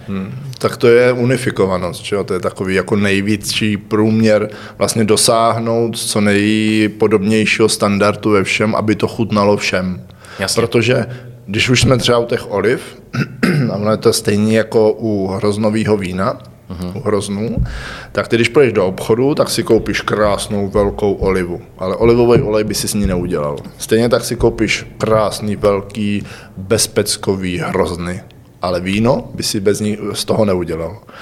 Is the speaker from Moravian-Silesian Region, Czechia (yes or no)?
no; Hradec Králové, Hradec Králové Region, Czechia; also born or lived in Prague / Brno; jsem rodilý Hradečák